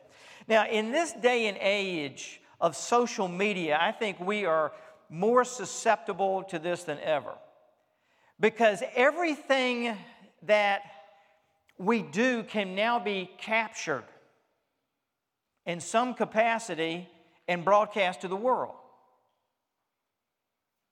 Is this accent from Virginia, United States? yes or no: yes; Richmond, Virginia, United States; I grew up in Richmond, Virginia. I am Southern by birth, and I grew up as a Southerner in the South.